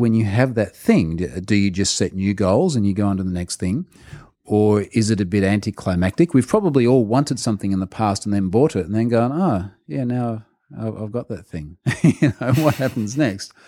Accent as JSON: {"language": "English", "country": "Australia", "said": "as the Australian"}